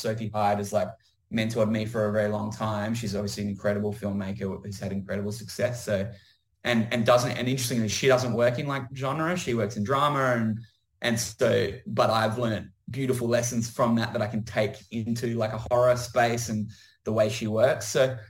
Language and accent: English; Adelaide, South Australia, Australia; I'm a guy from Adelaide